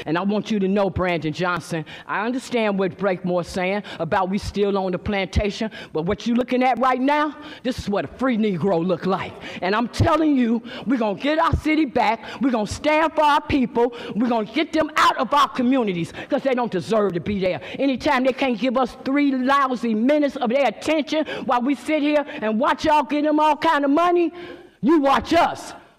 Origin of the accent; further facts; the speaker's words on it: Syria; I'm from Syria.